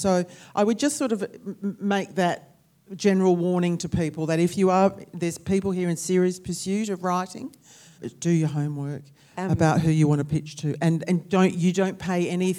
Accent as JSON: {"language": "English", "country": "Australia", "said": "I mean, you're all here because we're Australian authors"}